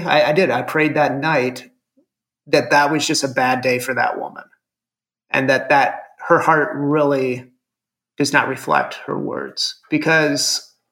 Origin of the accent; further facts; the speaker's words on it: Fremont, Ohio, United States; I grew up in Ohio and went to a small private Catholic school